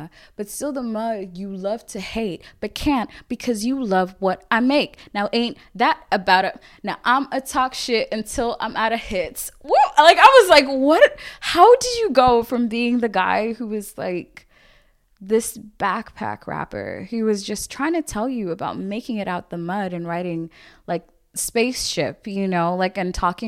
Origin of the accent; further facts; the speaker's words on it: Limerick, Munster, Ireland; also born or lived in Zambia; I'm from Limerick